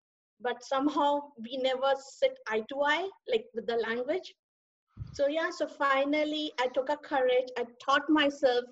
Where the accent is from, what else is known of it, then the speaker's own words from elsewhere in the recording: Delhi, India; moved away as an adult; now in Charlotte, United States; I was born in the capital, Delhi